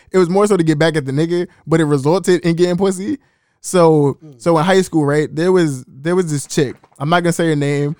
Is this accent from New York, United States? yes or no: yes; New York City, New York, United States; I'm from East New York